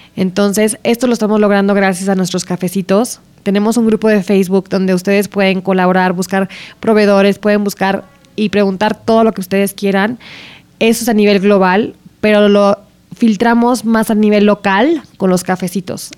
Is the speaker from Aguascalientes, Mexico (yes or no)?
yes; Aguascalientes, Mexico; moved away; las dos crecimos en Aguascalientes